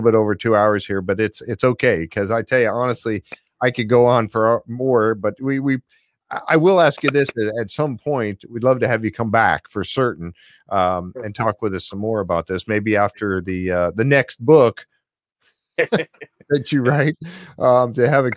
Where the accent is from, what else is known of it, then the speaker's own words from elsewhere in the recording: Upper Peninsula of Michigan, United States; I'm from the UP of Michigan up, and I'm a Uper from Michigan